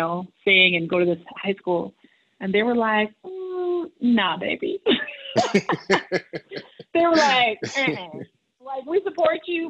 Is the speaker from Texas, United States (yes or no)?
no; Long Island, New York, United States; moved away; also born or lived in Massachusetts / Haiti (ancestry); I grew up in Long Island, New York, and Massachusetts